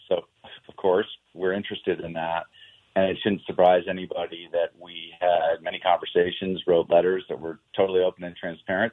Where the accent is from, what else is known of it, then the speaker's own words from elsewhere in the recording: New York, United States; moved away; also born or lived in Washington D.C.; I grew up in New York